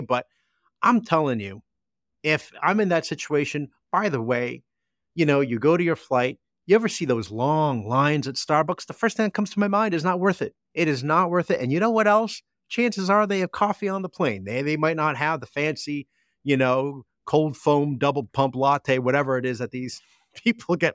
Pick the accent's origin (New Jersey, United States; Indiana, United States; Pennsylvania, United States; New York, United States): New Jersey, United States; moved away; my hometown in Jersey